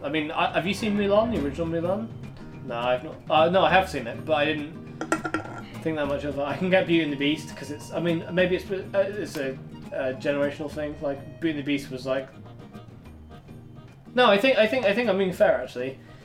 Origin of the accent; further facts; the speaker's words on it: Plymouth, South West England, United Kingdom; I'm from Plymouth, never got. Wind of the southwestern accent